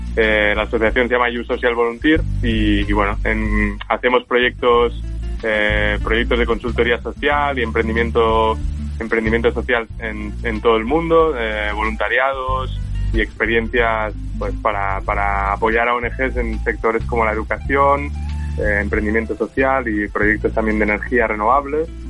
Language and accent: Spanish; Menorca, Balearic Islands, Spain; yo soy de Menorca